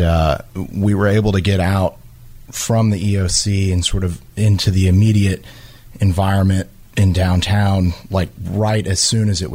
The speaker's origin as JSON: {"language": "English", "region": "South Louisiana", "country": "United States", "tie": "born or raised there", "moved": "yes", "lives_now": "Jacksonville, United States", "said": "I grew up in South Louisiana"}